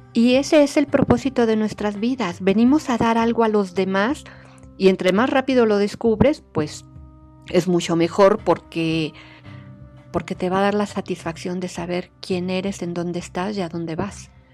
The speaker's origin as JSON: {"language": "Spanish", "country": "Mexico", "said": "estos somos los mexicanos"}